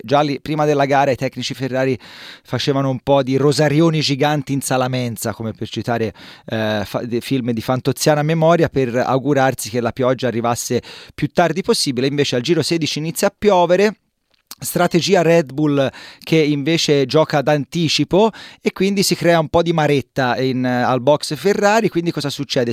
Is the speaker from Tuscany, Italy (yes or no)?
yes; Livorno, Tuscany, Italy; io sono di Livorno